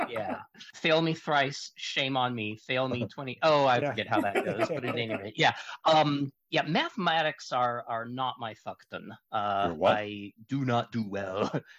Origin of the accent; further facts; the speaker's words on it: Seattle, Washington, United States; now in Casper, United States; Well, I was born in Seattle, Washington, or greater Ketchikan.